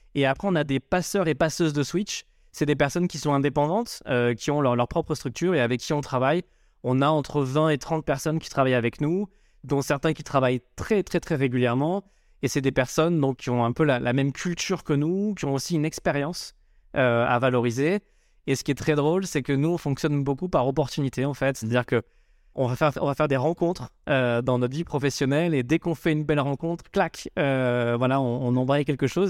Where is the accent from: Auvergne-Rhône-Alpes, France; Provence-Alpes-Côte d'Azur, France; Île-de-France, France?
Provence-Alpes-Côte d'Azur, France; Marseille; moved away as an adult; now in Paris, France; je suis originaire de Marseille, j'ai débarqué à Paris il y a bientôt 20 ans